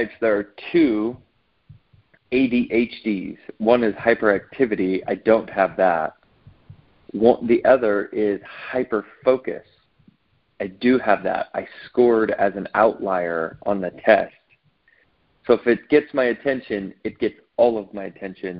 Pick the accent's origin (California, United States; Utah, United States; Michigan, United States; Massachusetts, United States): California, United States; Southern; also born or lived in Santa Barbara, California; I grew up predominantly in Southern California.